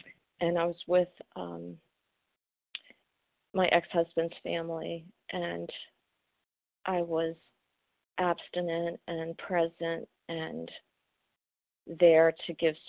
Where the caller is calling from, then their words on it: Maryland, United States; I'm from Maryland.